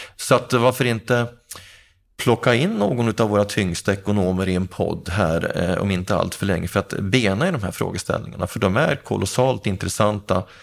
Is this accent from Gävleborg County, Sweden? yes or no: yes; Gävle, Gävleborg County, Sweden; jag har bott i hyresrätt i hela min ungdom och, och jag har bott på, i, i två av Gävles eh, miljonprogramområden. Först Sätra och sen Andersberg